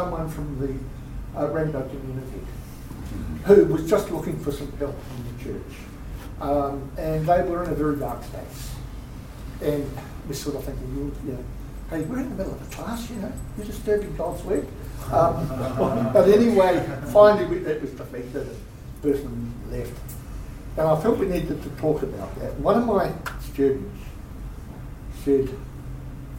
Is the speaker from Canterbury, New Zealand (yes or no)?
no; Wellington, New Zealand; I'm from Wellington.